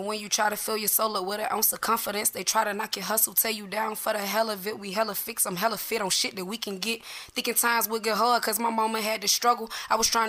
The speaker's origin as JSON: {"language": "English", "town": "Atlanta", "region": "Georgia", "country": "United States", "tie": "born or raised there", "said": "I grew up in Adamsville, you know. From the west side of Atlanta"}